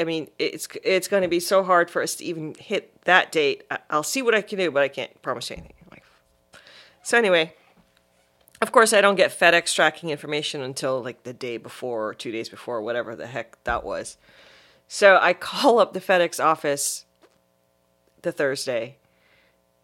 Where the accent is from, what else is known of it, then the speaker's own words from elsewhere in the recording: Barbados; also born or lived in Guyana; now in United States; Well, was born in Guyana, but grew up in Barbados.